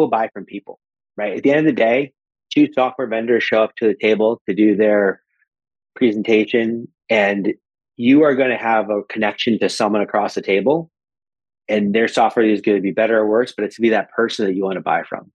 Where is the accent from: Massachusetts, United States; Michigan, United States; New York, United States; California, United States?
New York, United States; Syracuse; I grew up in Syracuse, New York